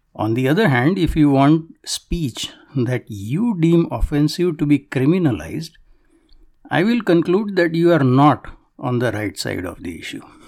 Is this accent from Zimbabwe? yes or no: no; Canada; it is a stain on my soul as a Canadian